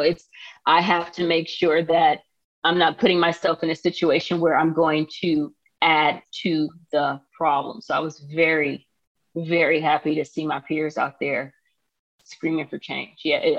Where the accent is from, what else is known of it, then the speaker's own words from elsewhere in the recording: Palmdale, California, United States; And I did take him to one protest that was dear to me in my hometown of Palmdale, but I couldn't take him to all the ones out here in LA.